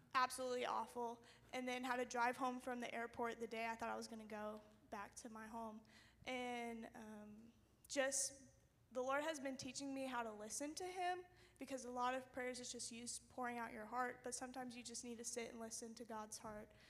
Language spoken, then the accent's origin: English; Alabama, United States; I'm a freshman this year, and I'm from Alabama.